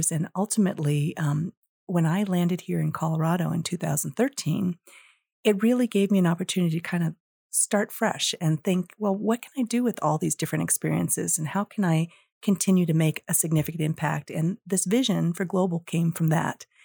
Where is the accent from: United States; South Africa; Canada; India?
India; born there; moved away; I was born in India and I think coming from a, a different place and coming here as an immigrant, I've always had an interest in all things international.